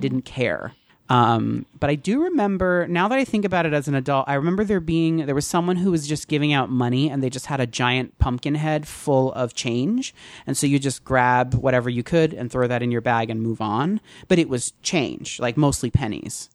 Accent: Teaneck, New Jersey, United States; I grew up in Teaneck and Bogota was the town, the next town over

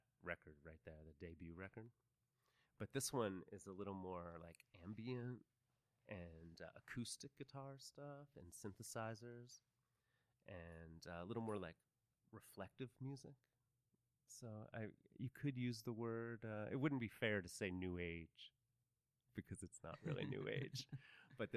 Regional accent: Philadelphia, Pennsylvania, United States; also born or lived in Los Angeles, United States; now in Austin, United States; I grew up on the East Coast in Philly, too

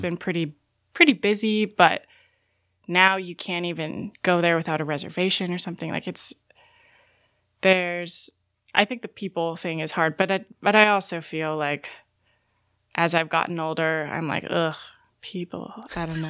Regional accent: Novato, California, United States; I'm from Novato, California, which is uh, about an hour north of San Francisco

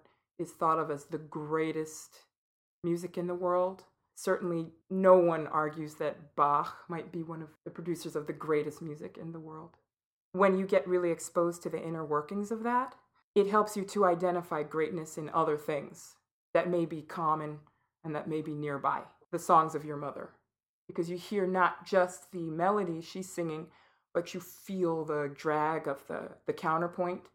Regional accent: New York City, New York, United States; Growing up in New York City, I was brought to see Stephanie Mills sing The Wiz

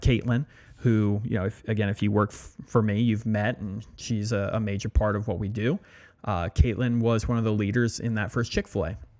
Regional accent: Allentown, Pennsylvania, United States; moved away as an adult; also born or lived in New York / Louisiana; I grew up right outside of Allentown, and that's where I spent all my formative years

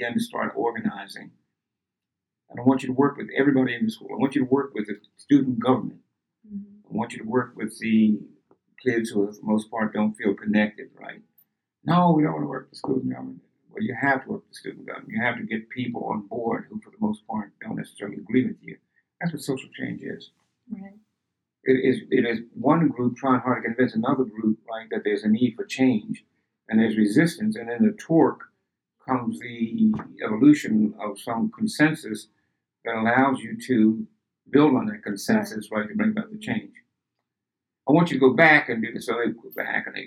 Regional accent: Philadelphia, Pennsylvania, United States; I was raised in the Black Bottom, 36 in Market Street

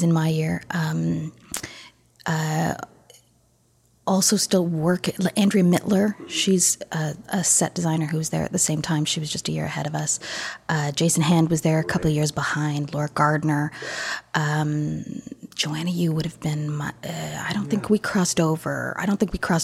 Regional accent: Toronto, Ontario, Canada; I grew up here in Toronto

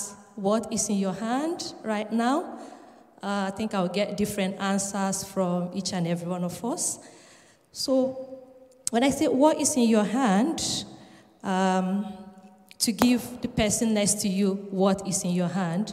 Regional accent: Nigeria; also born or lived in Edinburgh, Scotland; now in Leeds, United Kingdom; I'm from Nigeria, and I've been residing in Edinburgh

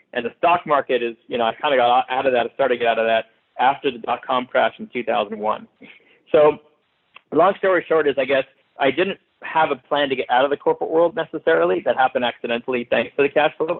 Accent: Montreal, Quebec, Canada; moved away as an adult; also born or lived in Philadelphia, United States; now in Los Angeles, United States; I am actually originally from Montreal, Canada, where I grew up

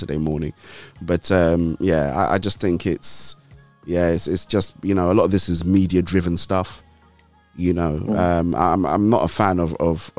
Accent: Nigeria; now in United Kingdom; I'm Nigerian

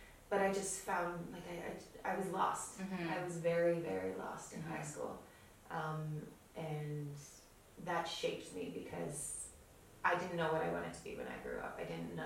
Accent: Toronto, Ontario, Canada; first language Polish; English is a second language; from Toronto

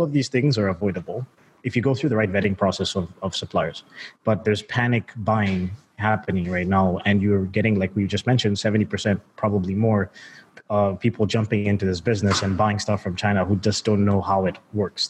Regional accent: Zambia; moved away; also born or lived in United States / Canada; I was born in Zambia, Southern Africa. So while I grew up, you know, my parents are pretty well off, and I moved to the States and Canada

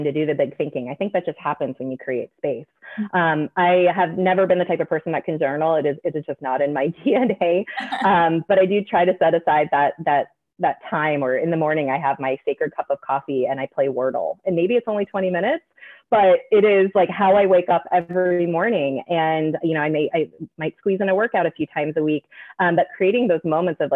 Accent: Midwest, United States; now in Pacific Northwest, United States; I grew up in the Midwest

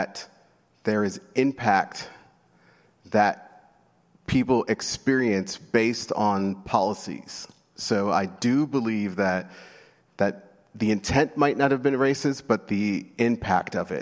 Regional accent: New York City, New York, United States; I grew up in New York City

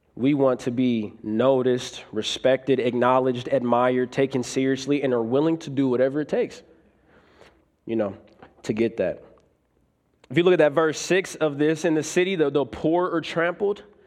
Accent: Omaha, Nebraska, United States; I was raised in Omaha, Nebraska.

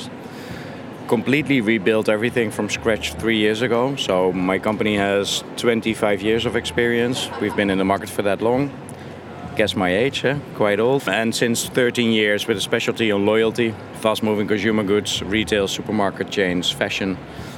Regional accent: Netherlands; I'm from Holland

